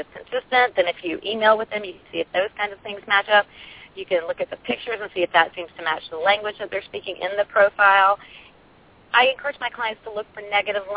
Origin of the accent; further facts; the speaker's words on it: the South, United States; I come from the South